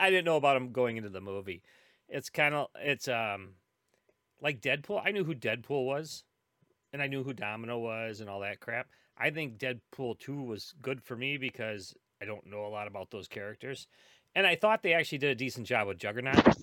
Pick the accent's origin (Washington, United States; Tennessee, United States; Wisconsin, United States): Wisconsin, United States; Milwaukee; it is my hometown